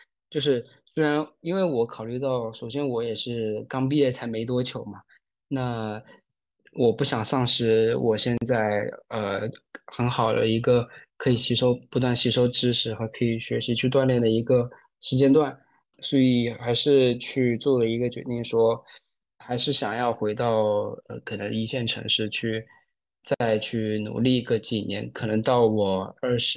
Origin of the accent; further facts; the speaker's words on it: Shenzhen, Guangdong, China; moved away as an adult; also born or lived in Sichuan / Chengdu; now in Shanghai, China; 我就真是从小在深圳长大，